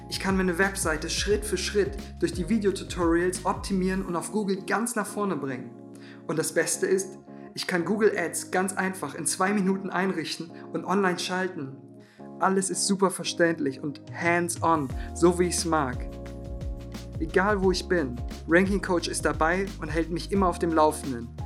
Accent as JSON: {"language": "German", "town": "Cologne", "region": "North Rhine-Westphalia", "country": "Germany", "said": "Ich komme aus Köln, bin freiberuflicher Filmemacher"}